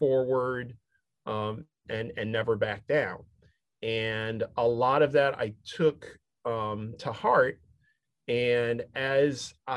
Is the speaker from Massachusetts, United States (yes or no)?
no; Syracuse, New York, United States; I grew up in Syracuse, New York